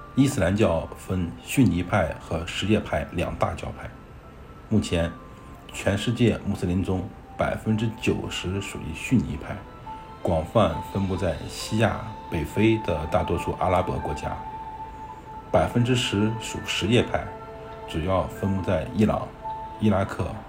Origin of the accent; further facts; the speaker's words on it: China; 我是中国人